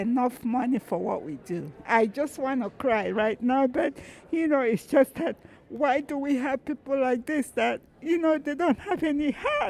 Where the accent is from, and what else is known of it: Minnesota, United States